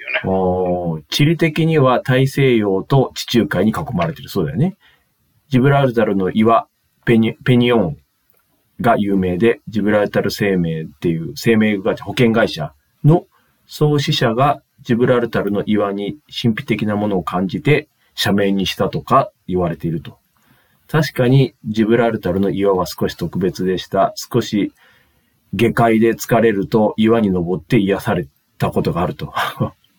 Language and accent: Japanese; Spain; Japanese is a second language; now in Japan; スペインです